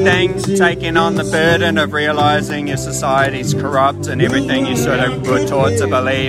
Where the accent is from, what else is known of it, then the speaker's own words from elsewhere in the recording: New Zealand; I'm from here.